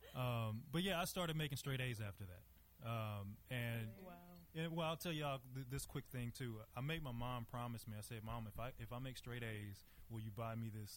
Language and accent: English; Monroe, Louisiana, United States; now in Dallas, United States; I am from Louisiana, born and raised there. Um, you know, as far as my childhood was concerned, you know, me coming from from Monroe, Louisiana